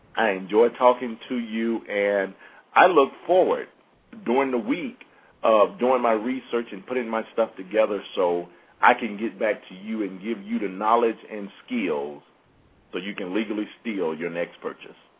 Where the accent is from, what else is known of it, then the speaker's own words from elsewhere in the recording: Mississippi, United States; I'm from Mississippi